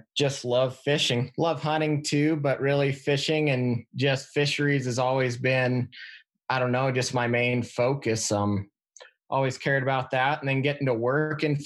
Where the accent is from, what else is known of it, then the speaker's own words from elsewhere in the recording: Wyoming, United States; moved away as an adult; now in Montana, United States; I grew up in Wyoming with game warden for a dad